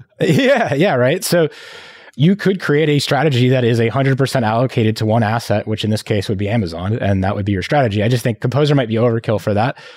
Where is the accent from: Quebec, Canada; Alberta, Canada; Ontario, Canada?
Quebec, Canada; Montreal; moved away; also born or lived in Philippines; I was coming from Montreal